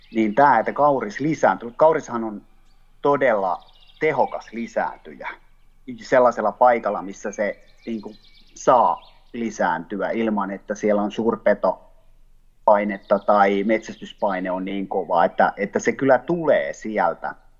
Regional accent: Ostrobothnia, Finland; also born or lived in Southwest Finland; now in Taivassalo, Finland; Pohjanmaalla, mistä mä oon kotoisin

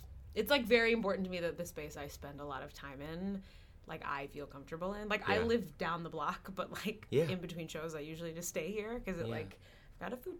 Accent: Norfolk, Virginia, United States; I grew up in Norfolk, Virginia.

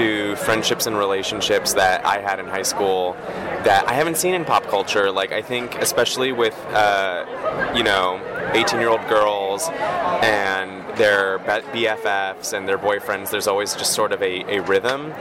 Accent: Los Angeles, California, United States; I'm from Los Angeles

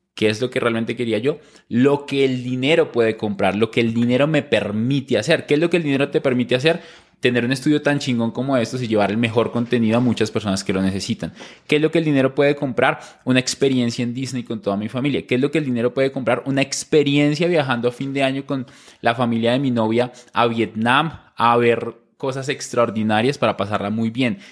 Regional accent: small town near Bogotá, Cundinamarca, Colombia; yo nazco en Bogotá, pero crecimos en una ciudad cerca a, Bogotá, en un pueblo pequeño

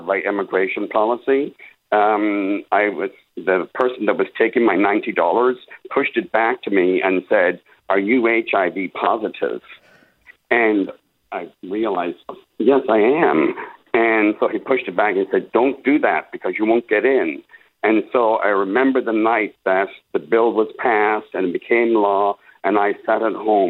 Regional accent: Ireland; moved away as an adult; now in San Diego, United States; I'm an immigrant from Ireland

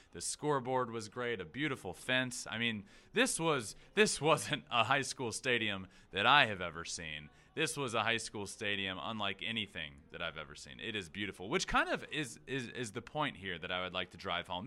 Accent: Goochland, Virginia, United States; my hometown. I'm from a very small town called Goochland, Virginia

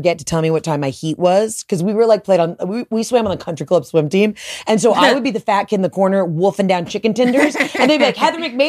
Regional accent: the South, United States; I'm from the South.

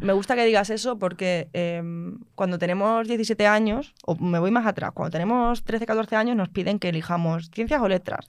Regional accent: Mérida, Extremadura, Spain; yo soy de Mérida, yo no soy de Madrid

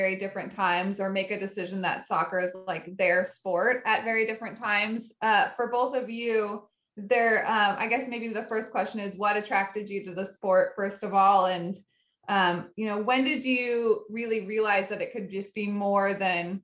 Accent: Cashmere, Washington, United States; I grew up in Eastern Washington

